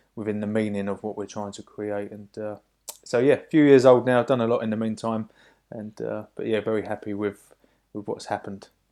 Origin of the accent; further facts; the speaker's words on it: Hoddesdon, East of England, United Kingdom; my hometown of, uh, Hoddesdon over in Hertfordshire